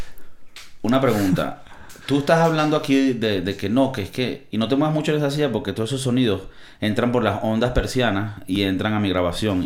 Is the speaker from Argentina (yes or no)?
no; Venezuela; now in Spain; yo que vengo de Venezuela, porque nosotros no comemos comida de mar en Navidad